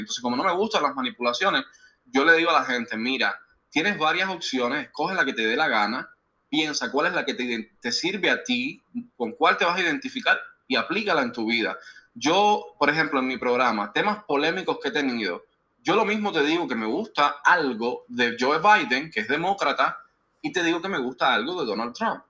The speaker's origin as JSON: {"language": "Spanish", "country": "Cuba", "moved": "as an adult", "lives_now": "United States", "said": "soy cubano todavía"}